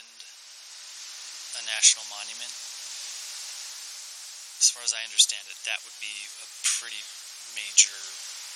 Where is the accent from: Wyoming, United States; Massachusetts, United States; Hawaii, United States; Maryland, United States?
Wyoming, United States; now in Paonia, United States; I grew up dirt poor in Wyoming